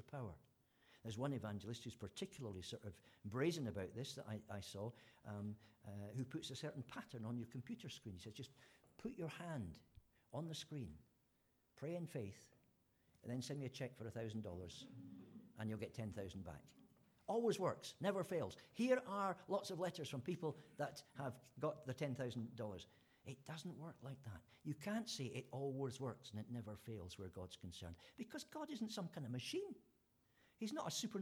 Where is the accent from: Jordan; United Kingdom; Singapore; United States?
United Kingdom; Fife, Scotland; the village where I was born in Scotland